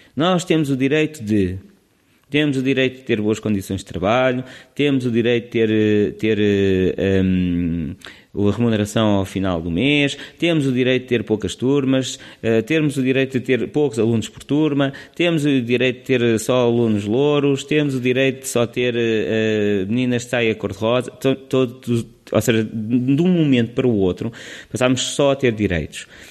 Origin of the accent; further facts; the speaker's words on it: Lisbon, Portugal; also born or lived in Leiria / Sweden; eu sou de Lisboa